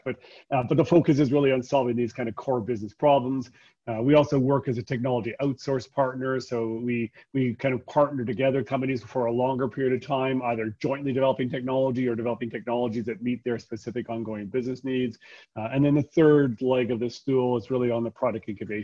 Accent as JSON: {"language": "English", "town": "Calgary", "region": "Alberta", "country": "Canada", "tie": "born or raised there", "also_born_or_lived": "Vancouver", "said": "I'm born and bred in Calgary"}